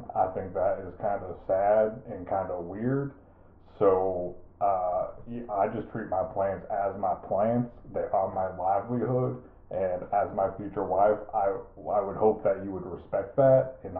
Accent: Tallahassee, Florida, United States; I am a hockey coach. I am from Tallahassee, Florida, and I'm very proud of my hockey team.

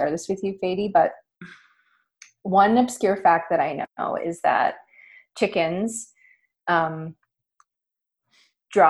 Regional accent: Nova Scotia, Canada; I'm from Nova Scotia, which is traditionally Mi'kmaq territory

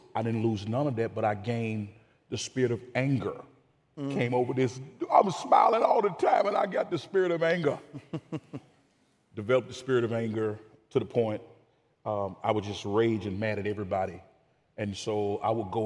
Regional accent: Amory, Mississippi, United States; moved away as an adult; also born or lived in Dallas, Texas; now in Frisco, Texas, United States; I'm from Amory, Mississippi, which is central between Birmingham, Alabama, and Memphis, Tennessee

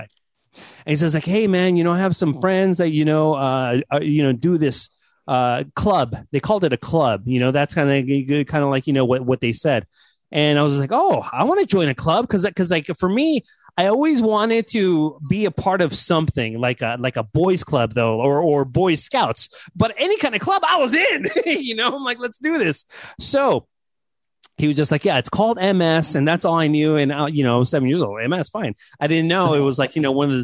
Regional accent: Los Angeles, California, United States; I grew up in Hollywood

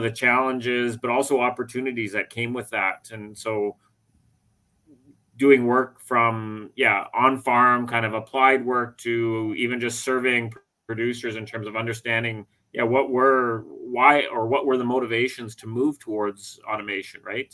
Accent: British Columbia, Canada; moved away as an adult; now in Ontario, Canada; I grew up in the western part of Canada in British Columbia

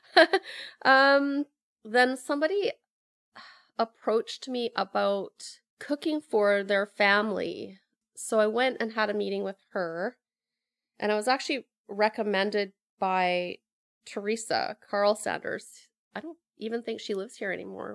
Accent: Sooke, British Columbia, Canada; moved away as an adult; also born or lived in Alberta / Victoria; now in Pender Island, Canada; I grew up in Sioux, went to school there, went to high school there

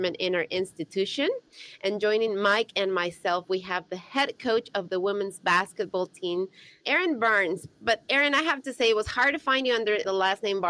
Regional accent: Ecuador; now in United States; my home country, Ecuador

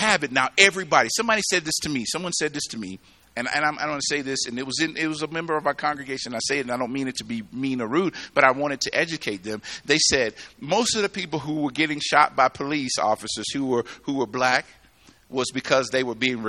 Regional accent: the South, United States; now in Colorado, United States; I grew up in the South

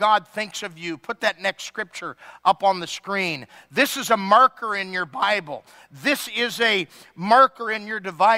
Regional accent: Ireland; I'm Irish.

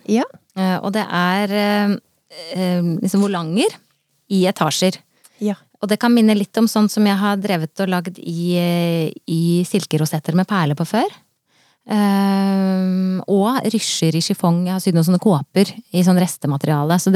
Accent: Oslo, Norway; jeg kommer fra

